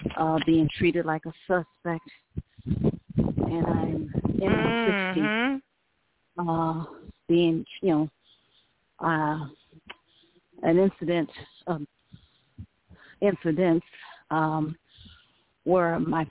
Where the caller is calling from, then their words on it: Las Cruces, New Mexico, United States; I'm calling from Las Cruces, New Mexico.